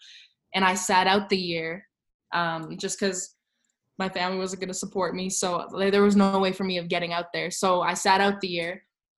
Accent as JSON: {"language": "English", "country": "Canada", "tie": "born or raised there", "said": "growing up in Canada, it's not necessarily instilled from a young age."}